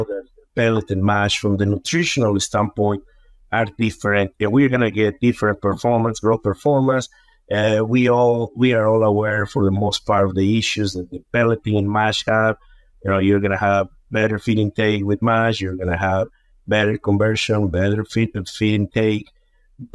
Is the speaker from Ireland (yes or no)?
no; Mexico; moved away as an adult; also born or lived in Yucatan Peninsula, Mexico; now in United States; I was born and raised in Mexico.